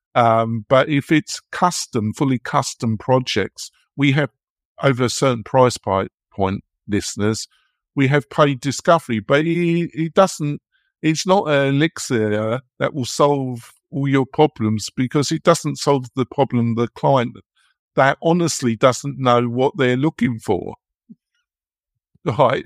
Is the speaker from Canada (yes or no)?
no; England, United Kingdom; moved away as an adult; now in United States; I'm English, never guess, would you? Um, and I've been living in America, but I lived in England for forty years